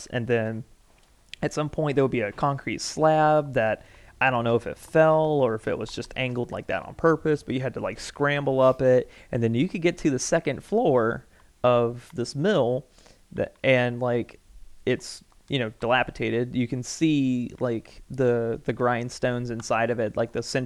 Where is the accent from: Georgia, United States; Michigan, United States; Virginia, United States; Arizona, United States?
Georgia, United States; Milledgeville; also born or lived in Ivy, Georgia; I'm from Millsville, they're like, oh, like, you're out from the middle of nowhere.